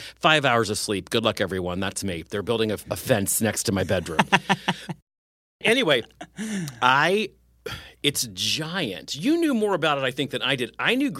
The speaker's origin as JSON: {"language": "English", "region": "West Virginia", "country": "United States", "also_born_or_lived": "Summersville, West Virginia / Morgantown, West Virginia", "moved": "yes", "said": "I'm from West Virginia"}